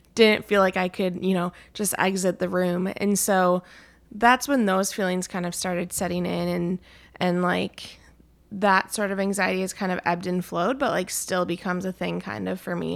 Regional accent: Anoka, Minnesota, United States; still fairly close to my family. We're from Anoka

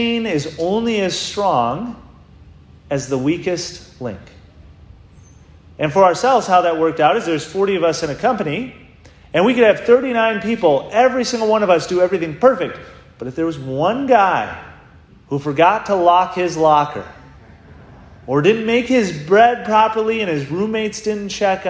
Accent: Rhinelander, Wisconsin, United States; I grew up in Rhinelander, Wisconsin

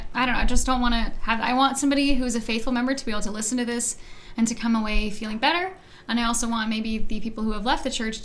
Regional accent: Missouri, United States; also born or lived in Texas / Idaho; I was born in Texas, and then I moved when I was 2 months old, and we've been in Missouri

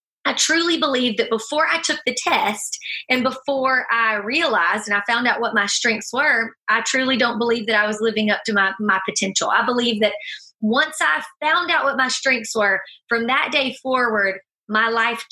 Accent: Deep South, United States; I was raised in the Deep South, if you can't tell from this

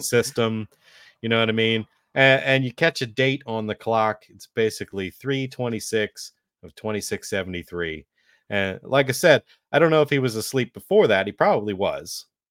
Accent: Carlisle, Pennsylvania, United States; I grew up in the Carlisle, Pennsylvania area

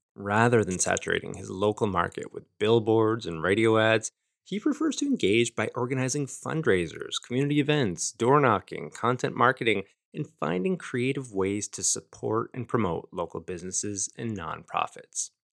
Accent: Fort Erie, Ontario, Canada; my hometown here, Fort Erie

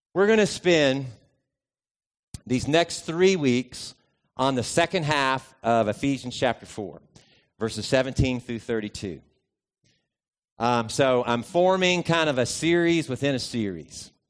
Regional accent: United States; also born or lived in Lexington; I'm an American ethnically

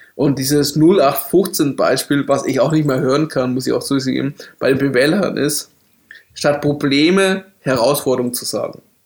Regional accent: Bavaria, Germany; ich bin in Bayern aufgewachsen

